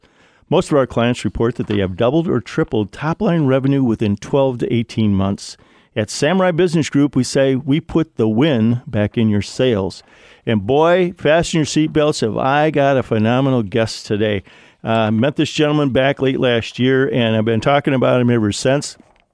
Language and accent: English; Ohio, United States; the Ohio State, you know, my home state